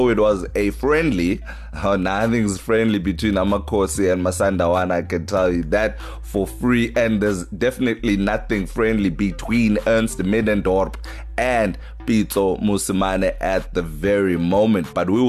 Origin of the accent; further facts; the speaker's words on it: East London, Eastern Cape, South Africa; Dispatch Live in my hometown, East London.